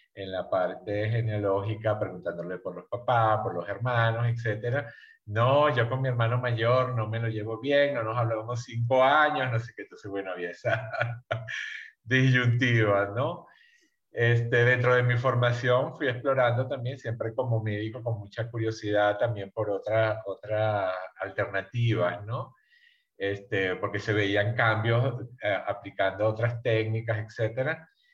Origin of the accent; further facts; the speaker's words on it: Venezuela; moved away as an adult; now in Mexico; yo soy México-venezolano, yo soy de origen venezolano